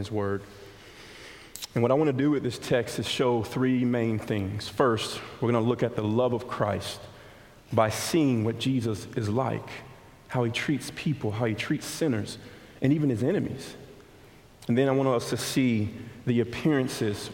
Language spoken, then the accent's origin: English; Montgomery, Alabama, United States; I grew up in West Montgomery